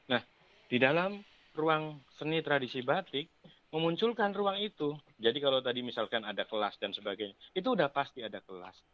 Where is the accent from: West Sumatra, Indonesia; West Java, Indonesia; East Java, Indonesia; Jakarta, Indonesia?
Jakarta, Indonesia; saya kebetulan besar di Jakarta.